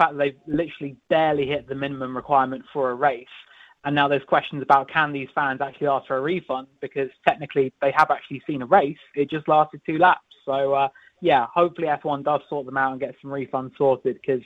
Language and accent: English; United Kingdom; I'm British